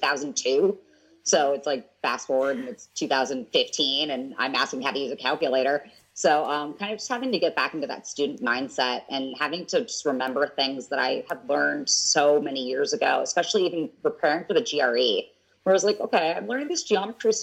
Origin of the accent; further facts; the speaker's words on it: Southern California, United States; moved away as an adult; also born or lived in Atlanta, Georgia / Los Angeles / Chicago / Memphis; I'm from Southern California